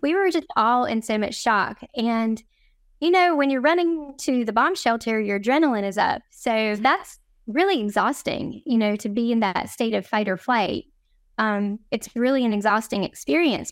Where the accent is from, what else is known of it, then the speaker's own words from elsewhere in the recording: North Carolina, United States; moved away as an adult; now in Jerusalem, Israel; one of the few Jewish men in our north, our small North Carolina town